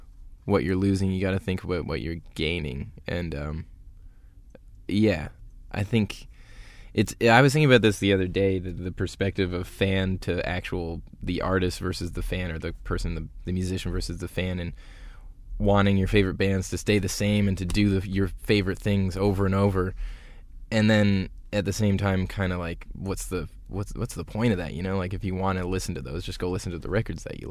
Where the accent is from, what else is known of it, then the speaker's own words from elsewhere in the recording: Midland, Ontario, Canada; growing up in Midland, Ontario in the 90s